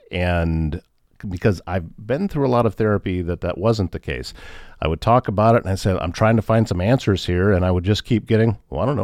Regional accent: Northwest Iowa, United States; I grew up in Northwest Iowa

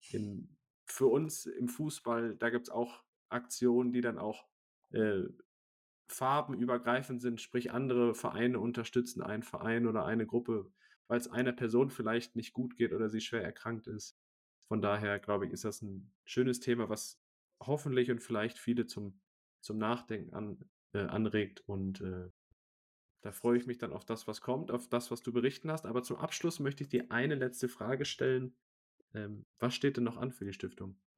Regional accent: Essen, North Rhine-Westphalia, Germany; ich komme aus der Region Essen

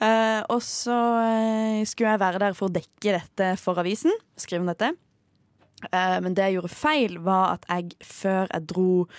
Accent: Farsund, Agder, Norway; moved away; Når jeg bodde hjemme i Farsund og jobba

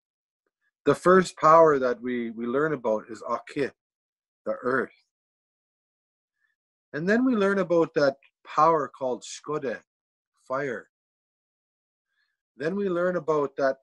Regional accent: Serpent River First Nation, Ontario, Canada; I'm from a place called Serpent River First Nation, and I'm from the Fish Clan

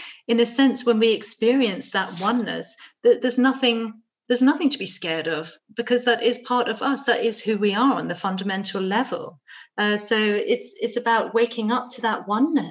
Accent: Dartmoor, South West England, United Kingdom; I grew up on Dartmoor in England

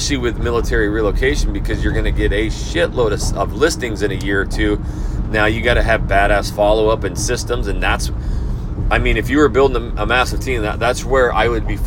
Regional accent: North Idaho, United States; I'm from North Idaho

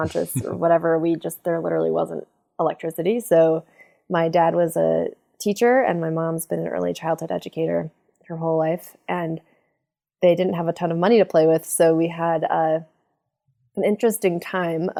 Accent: southwestern Wyoming, United States; southwestern Wyoming, I also had the really awesome childhood experience of just being out in the most beautiful landscapes all the time

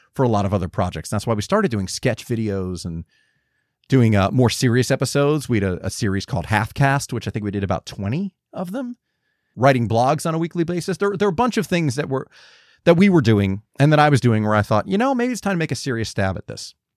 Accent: Georgia, United States; moved away; also born or lived in Los Angeles; me being a, a Georgian

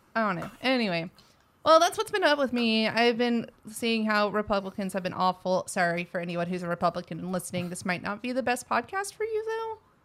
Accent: Texas, United States; accent: Texas; my Texas accent

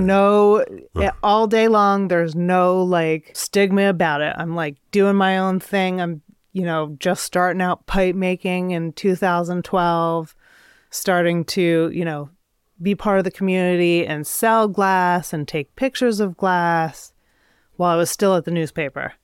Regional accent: Midwest, United States; also born or lived in Adirondacks, New York; now in Vermont, United States; I grew up in the Midwest

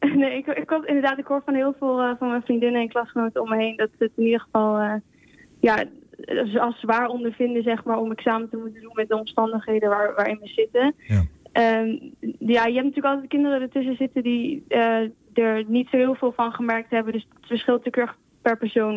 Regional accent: Spain; now in Netherlands; Spanje, ik kom uit Spanje.

